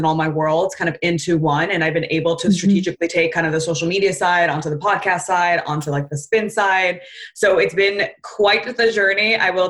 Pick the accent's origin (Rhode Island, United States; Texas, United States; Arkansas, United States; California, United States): California, United States; Southern; I'm from Southern California